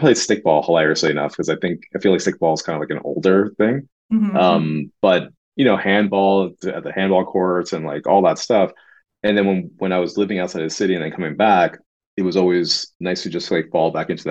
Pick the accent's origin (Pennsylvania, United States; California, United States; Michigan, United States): Pennsylvania, United States; the Poconos; moved away as an adult; also born or lived in Brooklyn, New York, United States / Los Angeles, United States; now in New York City, United States; eventually we moved to the Poconos, and that's where I went to like junior high and high school